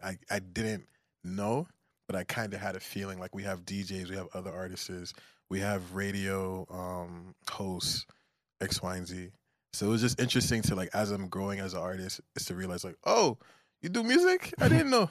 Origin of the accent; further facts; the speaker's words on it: Nigeria; I'm Nigerian